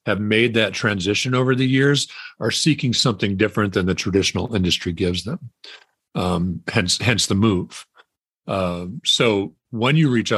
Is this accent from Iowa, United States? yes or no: no; Wisconsin, United States; I grew up in Wisconsin